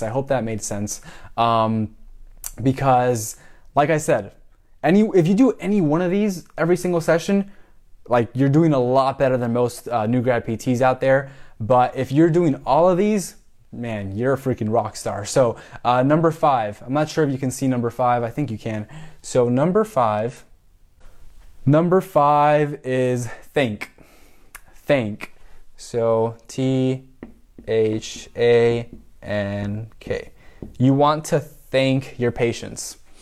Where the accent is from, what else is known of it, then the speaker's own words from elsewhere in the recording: Miami, Florida, United States; moved away as an adult; also born or lived in Puerto Rico; now in Tampa, United States; I'm from Miami, so Hispanic, you know, half Mexican, half Cuban, uh, born in Puerto Rico